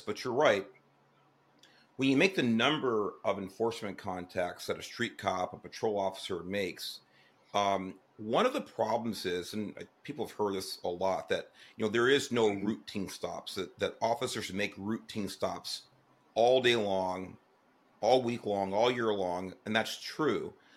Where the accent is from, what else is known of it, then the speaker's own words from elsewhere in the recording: Los Angeles, California, United States; I grew up in Southeast Los Angeles